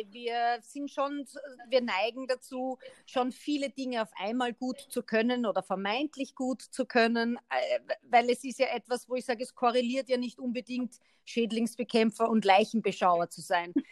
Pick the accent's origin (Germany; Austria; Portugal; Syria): Austria; man muss schon hinter die Worte blicken, wenn man als Österreicher mit einem Deutschen, ich breche das jetzt so über den, über den Kamm